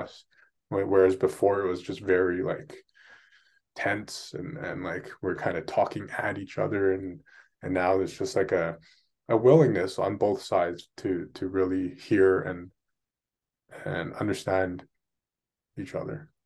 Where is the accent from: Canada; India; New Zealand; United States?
Canada; Vancouver, British Columbia; I was born and raised here in Vancouver, in Canada.